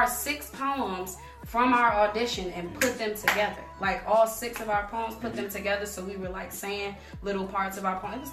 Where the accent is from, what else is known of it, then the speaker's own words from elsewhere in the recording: Washington, District of Columbia, United States; I'm from Northeast DC and we didn't have programs like this in schools